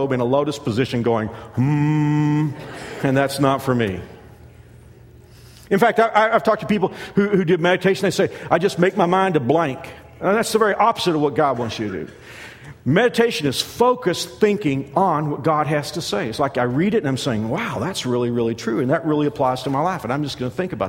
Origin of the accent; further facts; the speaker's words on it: Dallas-Fort Worth area, Texas, United States; I'm from Texas. I'm from the Dallas-Fort Worth area. I grew up loving the Dallas Cowboys.